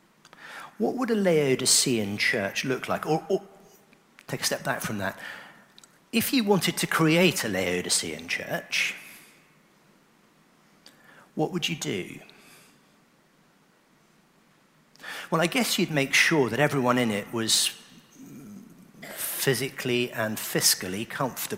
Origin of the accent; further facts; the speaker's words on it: Oxford, South East England, United Kingdom; I grew up in Oxford